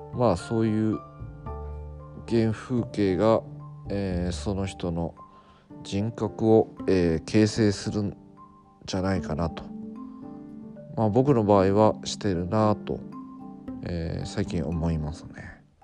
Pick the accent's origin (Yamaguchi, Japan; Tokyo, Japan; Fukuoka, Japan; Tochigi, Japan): Fukuoka, Japan; moved away as an adult; also born or lived in Beppu, Oita; 僕あのまあ福岡出身で